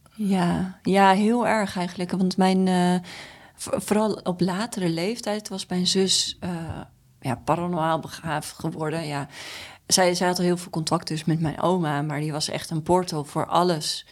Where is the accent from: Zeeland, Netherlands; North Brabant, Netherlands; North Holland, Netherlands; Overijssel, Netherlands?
North Holland, Netherlands; Amstelveen; ik ben geboren in Amstelveen, in het Tulp ziekenhuis. En we woonden daar in een nieuw rijtjeshuis